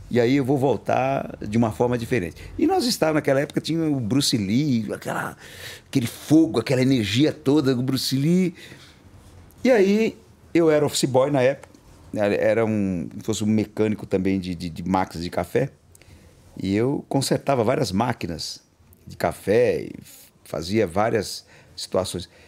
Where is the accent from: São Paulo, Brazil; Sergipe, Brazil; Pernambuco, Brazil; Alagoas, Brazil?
Alagoas, Brazil; Eu sou de Alagoas. É, eu é, saí com quatro anos.